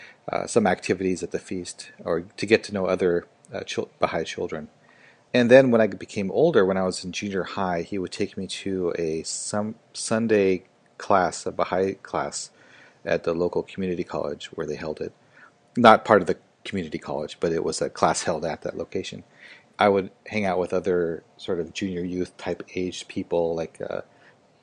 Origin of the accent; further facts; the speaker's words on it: Seattle, Washington, United States; moved away as an adult; also born or lived in Japan / Hong Kong / Xi'an, China; I grew up in Seattle, Washington